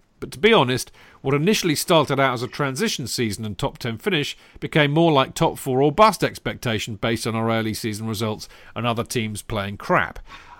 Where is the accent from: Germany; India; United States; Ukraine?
India; Anyway, growing up in India, I started following Chelsea only from 2006 onwards.